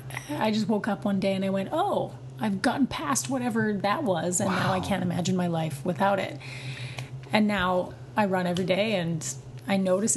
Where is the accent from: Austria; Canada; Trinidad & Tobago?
Canada; Vancouver, British Columbia; also born or lived in Ontario; now in Montreal, Canada; Yeah, I'm from Vancouver, yeah.